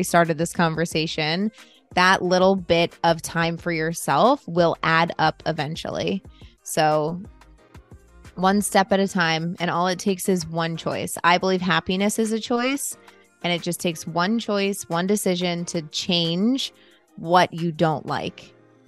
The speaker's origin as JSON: {"language": "English", "country": "United States", "said": "Being an American is extremely individualistic, and we only care about ourselves."}